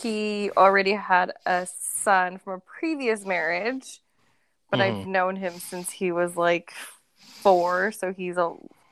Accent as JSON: {"language": "English", "town": "Boise", "region": "Idaho", "country": "United States", "tie": "born or raised there", "also_born_or_lived": "Mountain Home, Idaho", "said": "I'm from Idaho"}